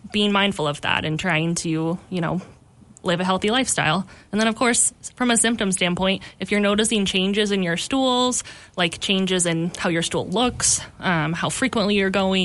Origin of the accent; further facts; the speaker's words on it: Spokane, Washington, United States; moved away as an adult; also born or lived in Yakima, Washington; now in Missoula, United States; I am originally from Spokane, Washington. Grew up there my whole life